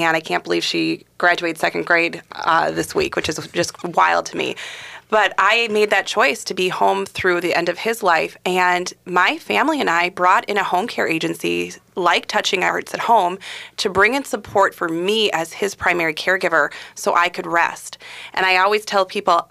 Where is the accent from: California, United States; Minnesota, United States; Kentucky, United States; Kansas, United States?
Minnesota, United States; Bloomington; I grew up right here in the Twin Cities in Bloomington.